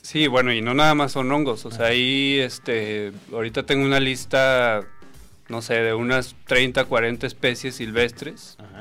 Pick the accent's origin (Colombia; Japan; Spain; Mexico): Mexico; Saltillo, Coahuila; moved away; como yo soy de Coahuila, de Santillo eh, de allá me estaban mandando esos cabuches